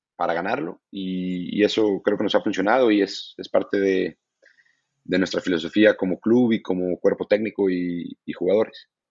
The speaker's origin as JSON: {"language": "Spanish", "country": "Mexico", "moved": "yes"}